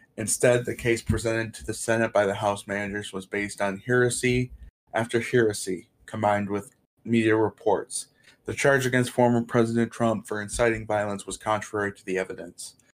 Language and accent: English; Portland, Michigan, United States; my hometown, Portland